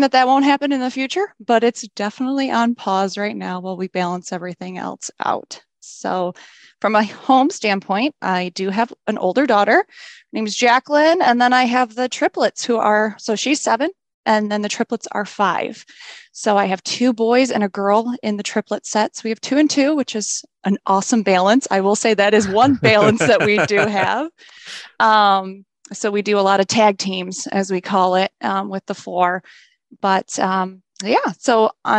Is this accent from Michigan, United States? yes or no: yes; Southeast Michigan, United States; I've been born and raised in Southeast Michigan